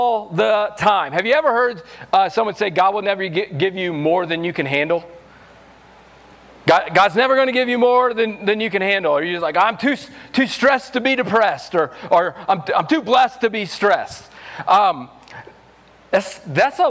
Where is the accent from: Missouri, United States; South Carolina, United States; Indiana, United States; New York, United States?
Missouri, United States; moved away as an adult; also born or lived in New Mexico; now in Los Alamos, United States; I'm from Missouri, so I'm country